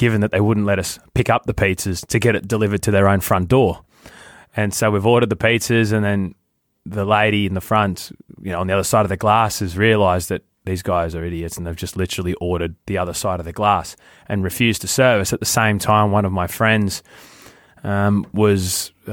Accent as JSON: {"language": "English", "country": "Australia", "said": "we're from Australia."}